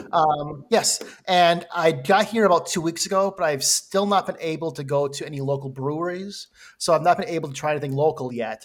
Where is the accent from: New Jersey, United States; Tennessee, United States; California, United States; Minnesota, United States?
Minnesota, United States; I'm from Minnesota